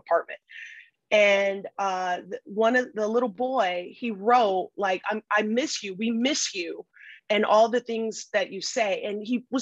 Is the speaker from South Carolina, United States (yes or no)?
no; Flint, Michigan, United States; moved away as an adult; also born or lived in Portugal; So I grew up in Flint, Michigan